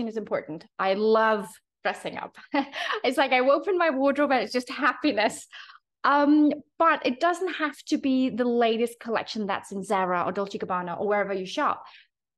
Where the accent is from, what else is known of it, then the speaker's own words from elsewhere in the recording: Denmark; now in Abu Dhabi, United Arab Emirates; Being from Denmark, sustainability, secondhand, vintage, red thrift stores, all this is a part of growing up in Denmark